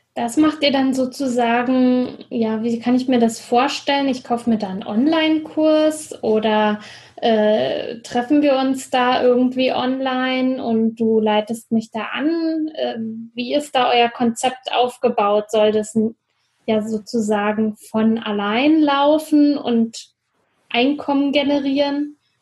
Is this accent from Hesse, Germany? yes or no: no; Brandenburg, Germany; now in Frankfurt, Germany; Berlin ist zwar nicht ganz meine Heimat, aber doch komme ich da aus dem, ähm, Brandenburger Umland